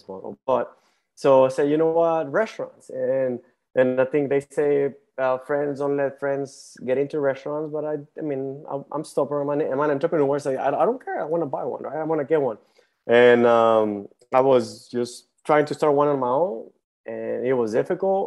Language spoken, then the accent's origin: English; Mexico; English is a second language; moved away as an adult; also born or lived in Tucson, Arizona / El Paso, Texas / Michigan / Ohio; now in Houston, United States; I was actually born and raised in Mexico and I moved to the U.S. when I was 19. I spoke like zero English